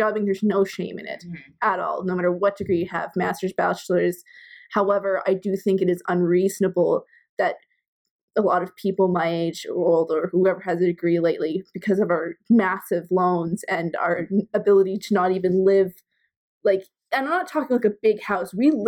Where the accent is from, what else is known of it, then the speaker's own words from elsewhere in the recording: United States; since we're both American and Mexico and everybody are on one continent